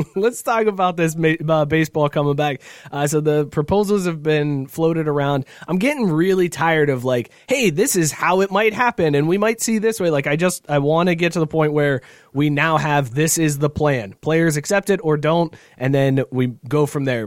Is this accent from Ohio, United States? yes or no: yes; Northeast Ohio, United States; growing up in Northeast Ohio